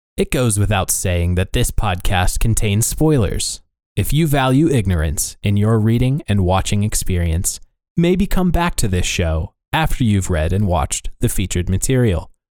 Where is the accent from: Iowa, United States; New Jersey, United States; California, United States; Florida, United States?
Iowa, United States; we were in a community when I was growing up in Iowa